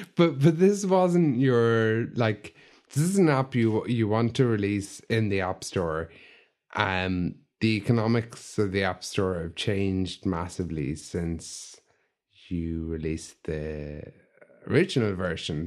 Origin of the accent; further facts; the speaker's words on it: County Limerick, Ireland; I grew up in Kent, Limerick, eh, in a small village